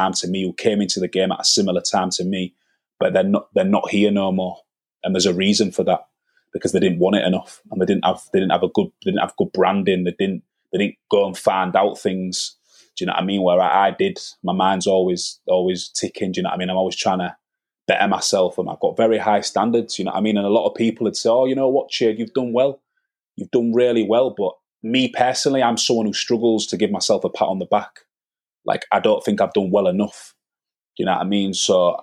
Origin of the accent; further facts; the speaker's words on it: Hull, Yorkshire and the Humber, United Kingdom; I come from Northfield Estate, like one of the roughest estates in the city